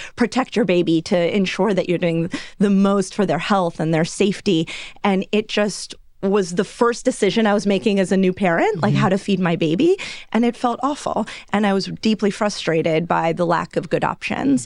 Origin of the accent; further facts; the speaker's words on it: Los Angeles, California, United States; I grew up in Los Angeles